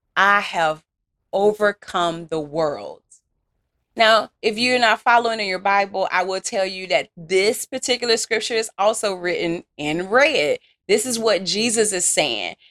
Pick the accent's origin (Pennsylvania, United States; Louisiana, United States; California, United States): Louisiana, United States; accent: country Southern; I'm from Louisiana